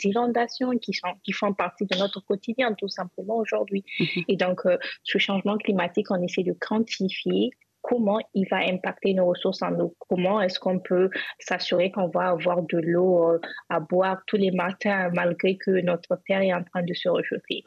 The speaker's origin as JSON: {"language": "French", "town": "Zinder", "region": "Zinder Region", "country": "Niger", "tie": "born or raised there", "moved": "yes", "said": "j'ai grandi à Zinder."}